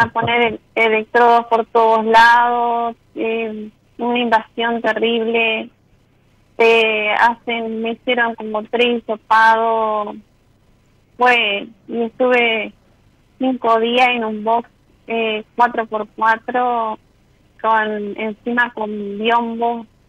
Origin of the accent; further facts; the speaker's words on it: San Salvador, Entre Ríos, Argentina; yo soy de San Salvador